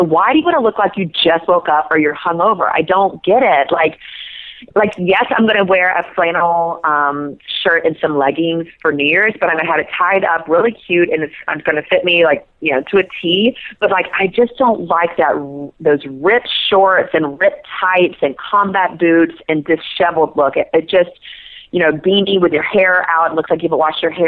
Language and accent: English; South Georgia, United States; I'm from South Georgia and I grew up with overalls my whole life